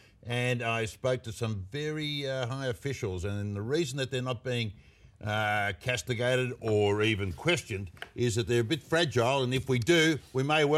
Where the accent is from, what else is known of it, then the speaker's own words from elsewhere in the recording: Australia; We're Australian.